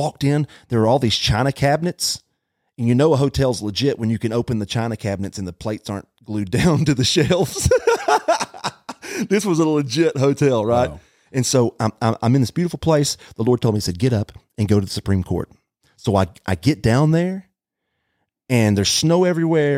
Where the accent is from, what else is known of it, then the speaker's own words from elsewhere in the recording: Dalton, Georgia, United States; I'm from Dalton, Georgia.